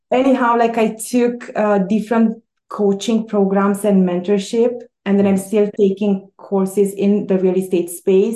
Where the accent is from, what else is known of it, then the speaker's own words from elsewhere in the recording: Romania; English is a second language; moved away as an adult; also born or lived in Quebec, Canada / Toronto, Canada; now in Canada; But I came from Romania. My husband and I, we immigrated in 2001. We came in Quebec, on the Quebec side. And so we were both professionals in Romania.